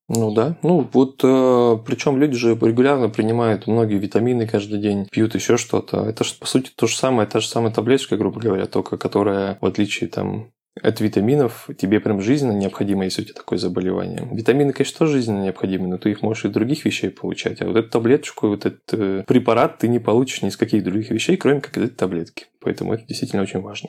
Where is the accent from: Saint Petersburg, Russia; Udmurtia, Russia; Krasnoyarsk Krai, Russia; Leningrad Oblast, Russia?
Krasnoyarsk Krai, Russia; Krasnoyarsk; now in Moscow, Russia; приезжаю в родной город из Москвы в Красноярск